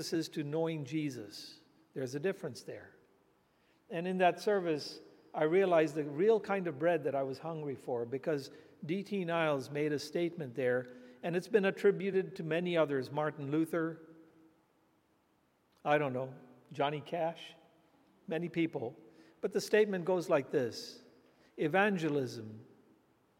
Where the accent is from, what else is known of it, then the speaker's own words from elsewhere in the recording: India; I was just a boy growing up in India